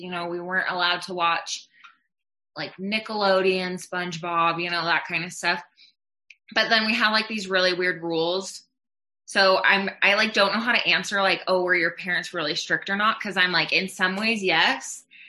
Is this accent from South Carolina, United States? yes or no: no; Utah, United States; also born or lived in Netherlands; I grew up in Utah for a little bit and then we moved around quite a bit. And, I ended up graduating high school in the Netherlands.